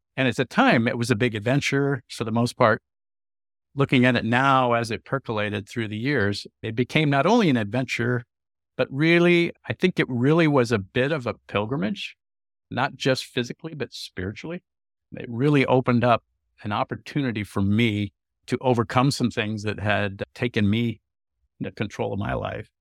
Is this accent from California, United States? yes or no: yes; California, United States; I had traveled as a youth growing up in California